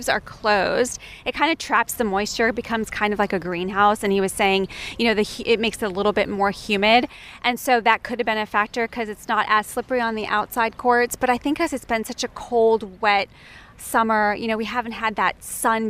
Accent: United States; being an American player

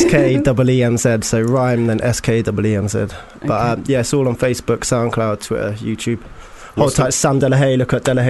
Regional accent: Oxford, South East England, United Kingdom; I'm from Oxford, representing Oxford.

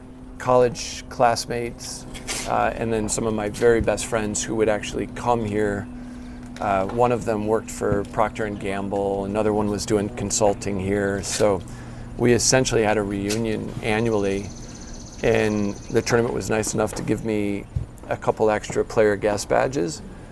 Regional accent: East Lansing, Michigan, United States; Yeah. So I grew up in East Lansing, Michigan.

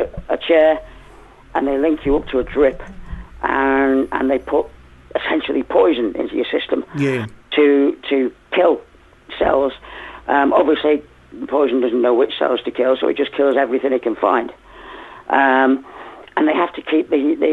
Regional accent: Liverpool, North West England, United Kingdom; now in Rossendale Valley, United Kingdom; I'm a Scouser. I'm from Liverpool

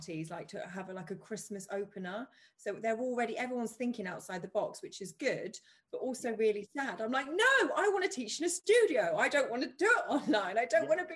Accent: United Kingdom; we're British

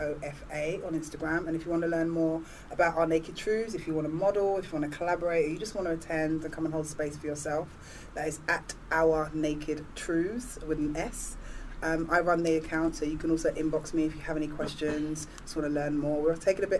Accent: Ghana; I'm from Ghana.

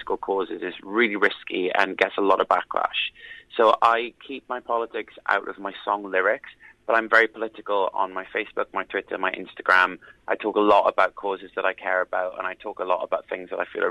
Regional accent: South Wales valleys, United Kingdom; growing up in the South Wales valleys

